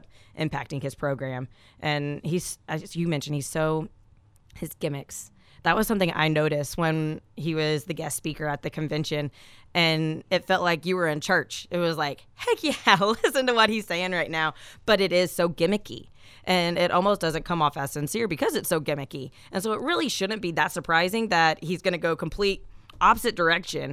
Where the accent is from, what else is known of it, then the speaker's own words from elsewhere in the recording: Nashville, Tennessee, United States; also born or lived in Orlando; growing up in Nashville